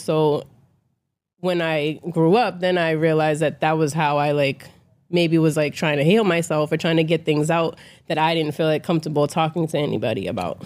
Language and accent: English; Boston, Massachusetts, United States; I am from Boston, so, you know, I'm from an environment where a lot of us wasn't poured into